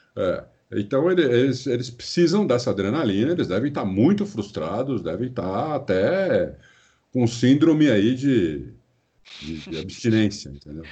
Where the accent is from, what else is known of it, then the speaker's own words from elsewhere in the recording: Brazil; sou brasileiro, nasci aqui, morei aqui minha vida inteira, fora fora pouco tempo que eu morei fora